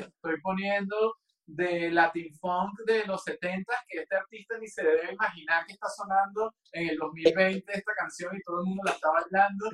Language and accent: Spanish; Venezuela; moved away as an adult; also born or lived in London, United Kingdom; now in Mexico; no iba a volver a Venezuela